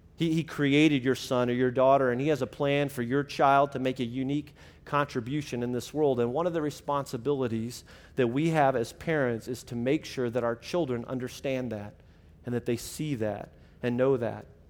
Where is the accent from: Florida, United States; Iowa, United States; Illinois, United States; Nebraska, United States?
Illinois, United States; my middle school and high school ministry growing up in Illinois